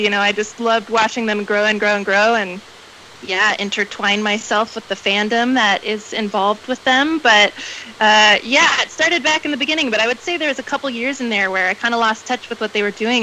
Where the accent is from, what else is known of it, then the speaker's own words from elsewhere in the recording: Atlanta, Georgia, United States; moved away as an adult; also born or lived in Greenville, South Carolina; now in Oakland, United States; I'm originally from Atlanta, Georgia. So born and raised in the South